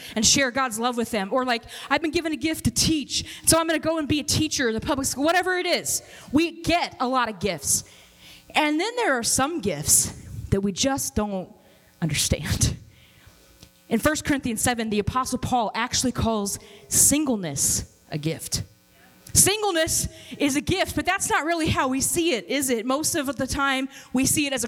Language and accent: English; Kansas City, United States; also born or lived in Robbinsdale, Minnesota; now in Minnesota, United States; I'm from Kansas City